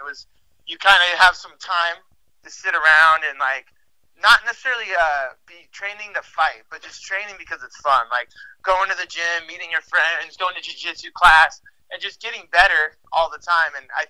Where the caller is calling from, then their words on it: Salt Lake City, Utah, United States; Salt Lake City right now. It's where I live. It's where I work and train and everything. Actually, downtown Salt Lake area.